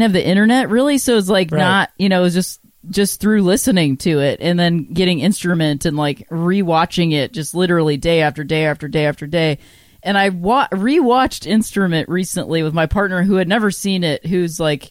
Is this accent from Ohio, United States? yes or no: yes; Akron, Ohio, United States; moved away as an adult; also born or lived in Chicago; I grew up in Akron, Ohio